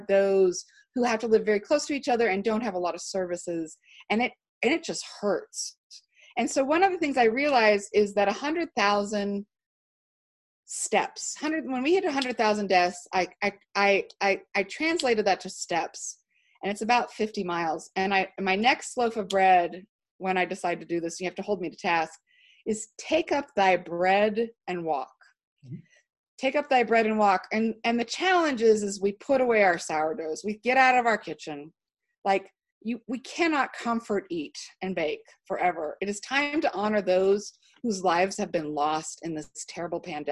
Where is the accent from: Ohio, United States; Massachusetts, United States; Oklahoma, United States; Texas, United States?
Texas, United States; Houston; now in Utah, United States; I grew up in Houston. I think the best people live in Houston.